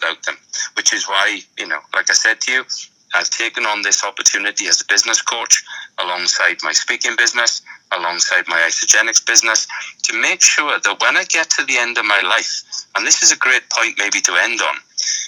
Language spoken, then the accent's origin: English; Tredegar, Wales, United Kingdom; my hometown of Tredegar in South Wales